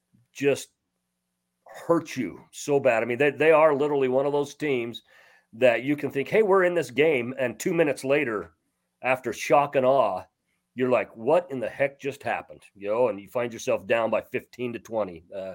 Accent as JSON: {"language": "English", "town": "Malad City", "region": "Idaho", "country": "United States", "tie": "born or raised there", "said": "someone from Malad, my hometown"}